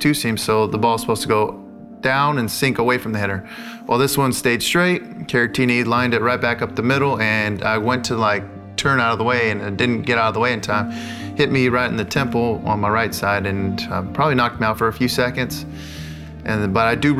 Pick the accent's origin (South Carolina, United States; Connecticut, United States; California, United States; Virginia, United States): California, United States; La Mirada; moved away as an adult; I'm from La Mirada, California. I grew up there 18 years of my life until I went to college